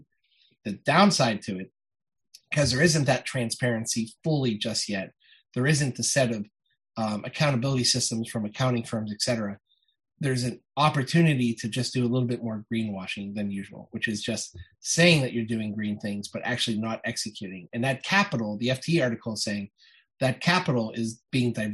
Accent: Ohio, United States; born or raised there; moved away

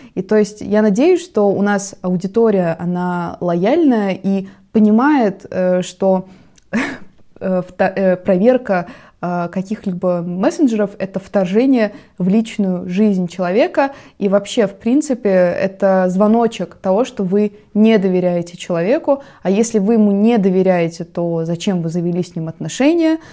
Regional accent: Russia; у нас на родине

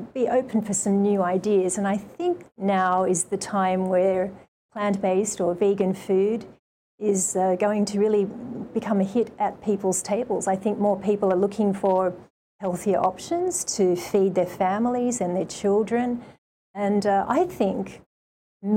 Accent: Sydney, New South Wales, Australia; moved away as an adult; also born or lived in Japan; now in Hawaii, United States; growing up in Australia

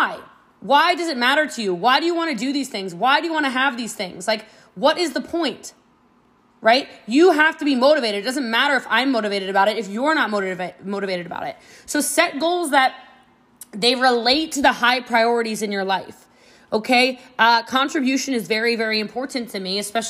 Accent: Frisco, Texas, United States; I am from Frisco, Texas

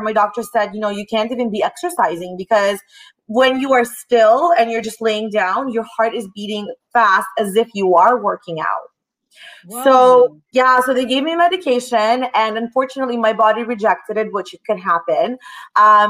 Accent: Toronto, Ontario, Canada; also born or lived in Russia; I was born in Russia. I'm an only child. And at the age of 9, my dad decided to move my mom and I to Toronto, Canada

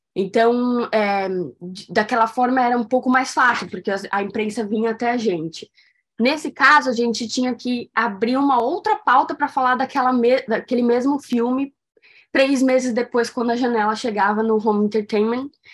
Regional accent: São Paulo, Brazil; moved away; eu nasci em São Paulo

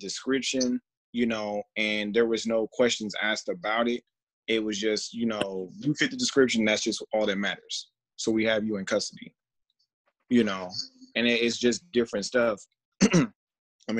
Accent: Georgia, United States; now in Las Vegas, United States; I do live in Vegas, but I'm from Georgia. And it's one of those things, like, being in the South and growing up

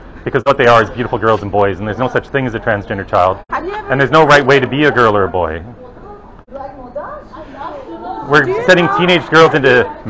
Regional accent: Canada; No, I'm from Canada.

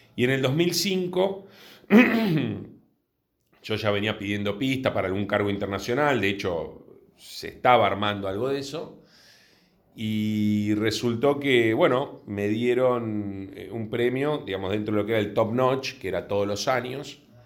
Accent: Buenos Aires, Argentina; sí sé que soy de Villurquiza de toda la vida. Eh, la familia de mi padre de, de Villurquiza, así que desde que tengo uso de razón viví ahí

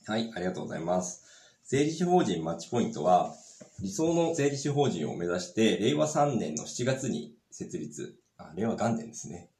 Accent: Sapporo, Hokkaido, Japan; 札幌市出身です。で、もう学校は全部札幌で、えー、過ごしてます。

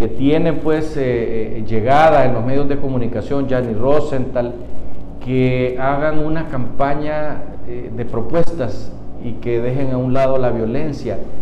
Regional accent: Honduras; como pueblo hondureño

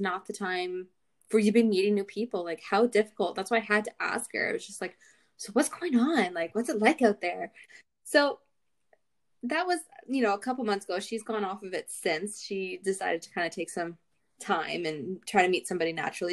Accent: Barrie, Ontario, Canada; my hometown of Barrie

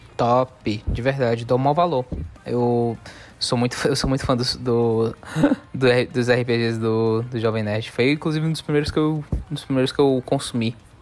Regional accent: Northeast Region, Brazil; a gente é, nós somos nordestinos

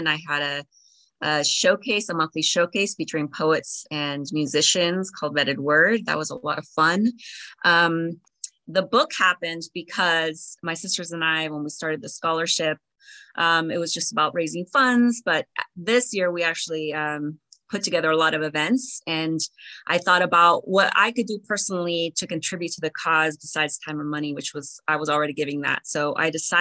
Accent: Watsonville, California, United States; English is a second language; I grew up in Watsonville, California.

